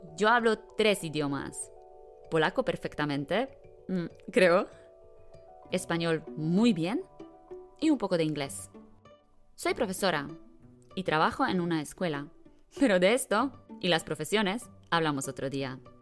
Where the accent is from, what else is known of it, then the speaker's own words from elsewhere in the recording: Bielawa, Lower Silesian Voivodeship, Poland; Spanish is a second language; now in Wrocław, Poland; soy de Polonia. Soy de una ciudad pequeña que se llama Bielawa, pero no vivo en Bielawa. Vivo en Wrocław